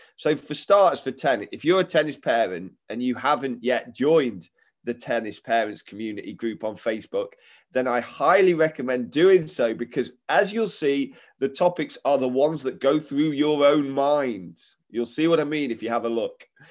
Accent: Derby, East Midlands, United Kingdom; two Derby folk

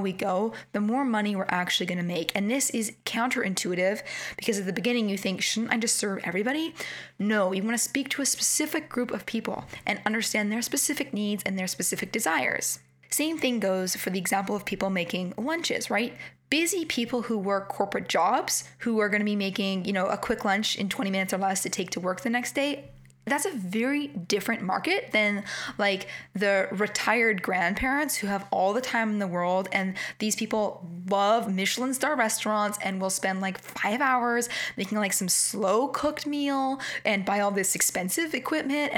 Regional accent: Canada; accent: Canadian; with my Canadian accent

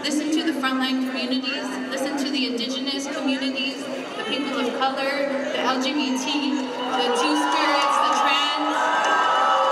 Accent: Richmond, California, United States; I grew up in Richmond, California

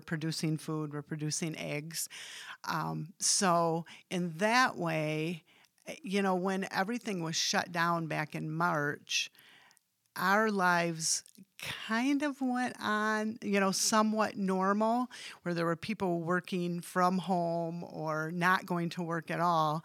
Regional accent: Hamilton, Michigan, United States; I grew up in Hamilton, um, went to Holland Christian

